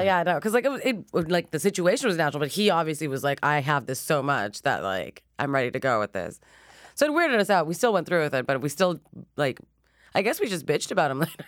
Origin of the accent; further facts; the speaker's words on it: Montreal, Quebec, Canada; now in Toronto, Canada; I was born and raised in Montreal